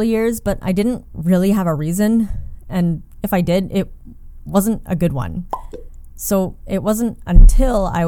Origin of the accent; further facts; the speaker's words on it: Canada; a visibly Asian woman who was born and raised in Canada